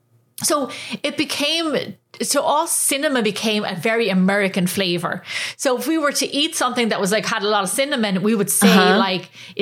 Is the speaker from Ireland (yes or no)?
yes; Ireland; now in United States; we growing up in Ireland